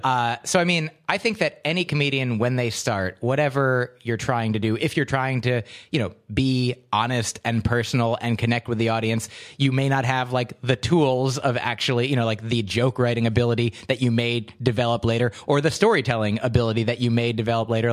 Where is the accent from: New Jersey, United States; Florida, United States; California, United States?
New Jersey, United States; also born or lived in Livingston, New Jersey; a straight white American American male growing up in New Jersey in the suburbs.